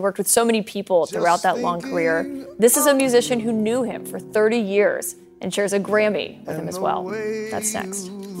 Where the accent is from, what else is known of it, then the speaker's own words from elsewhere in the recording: Alabama, United States; now in New York, United States; my home state of Alabama.